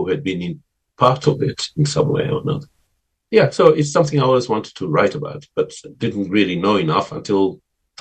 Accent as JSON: {"language": "English", "region": "Zanzibar", "country": "Tanzania", "tie": "born or raised there", "said": "where I grew up in Zanzibar"}